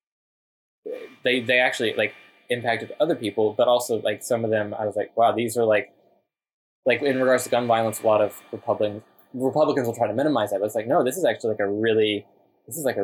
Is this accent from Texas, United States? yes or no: yes; Texas, United States; growing up in Texas, there are a lot of migrant workers